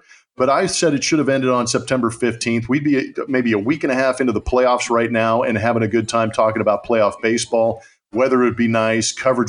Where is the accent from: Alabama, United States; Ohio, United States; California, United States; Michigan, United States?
California, United States; Southern; now in Houston, United States; San Diego is a place that is near and dear to my heart, because growing up in Southern California